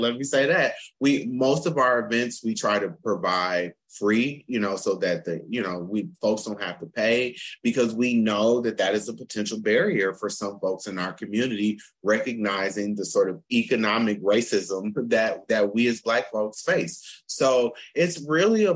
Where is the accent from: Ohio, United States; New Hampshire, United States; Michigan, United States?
Michigan, United States; Flint; also born or lived in North Carolina; now in Pittsburgh, United States; From Michigan. I'm from Flint, Michigan